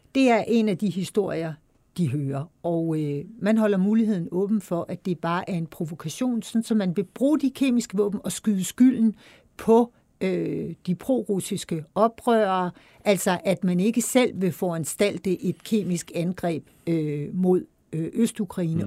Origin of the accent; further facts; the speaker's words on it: Denmark; som, som dansker